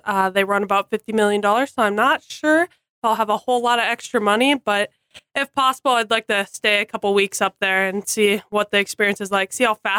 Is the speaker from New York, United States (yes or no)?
no; South Haven, Minnesota, United States; moved away as an adult; now in Jamestown, United States; and I'm from South Haven, Minnesota.